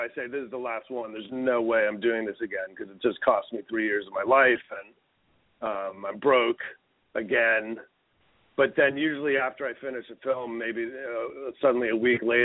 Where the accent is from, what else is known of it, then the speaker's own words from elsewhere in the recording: Westchester, New York, United States; also born or lived in Manhattan, New York / Brooklyn, New York; I grew up in Westchester.